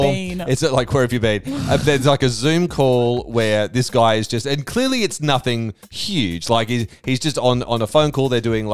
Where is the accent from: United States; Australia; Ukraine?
Australia; Queensland; moved away; I grew up in Queensland, man.